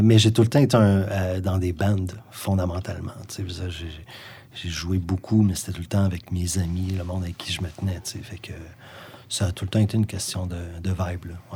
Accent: Sherbrooke, Quebec, Canada; also born or lived in Gaspésie, Quebec; je suis né en Gaspésie, moi. Parti en, 1987, j'avais 10 ans. Mon père euh, travaillait déjà à Sherbrooke depuis

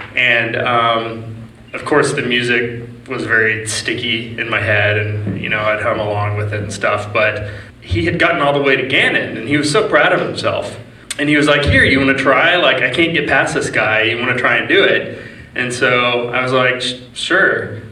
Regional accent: Dallas, Texas, United States; I'm from Dallas

